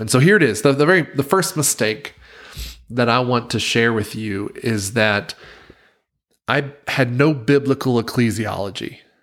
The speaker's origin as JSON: {"language": "English", "town": "Wilmington", "region": "North Carolina", "country": "United States", "tie": "born or raised there", "moved": "as an adult", "lives_now": "Provo, United States", "said": "the town where I grew up in Wilmington, North Carolina"}